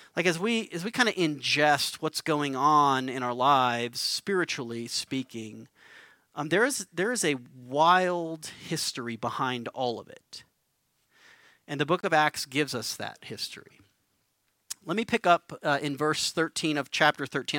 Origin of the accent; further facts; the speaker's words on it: Albuquerque, New Mexico, United States; moved away; I'm from Albuquerque, grew up here, moved back to, to begin the work of planting Mosaic Church